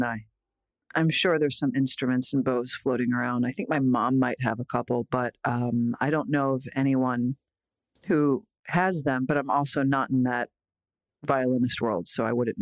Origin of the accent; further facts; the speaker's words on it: Philadelphia, Pennsylvania, United States; moved away; also born or lived in New York; Philly, we have the cheesesteaks